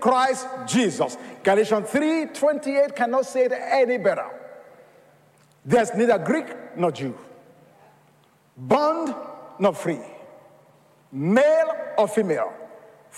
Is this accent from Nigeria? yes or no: yes; Nigeria; now in United States; I was born in Nigeria of Yoruba culture